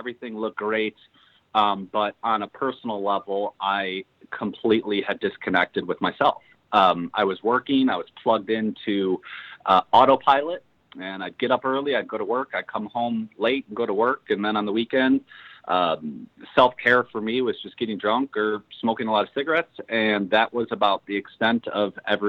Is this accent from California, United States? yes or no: no; Chicago, Illinois, United States; I'm born and raised in Chicago, Illinois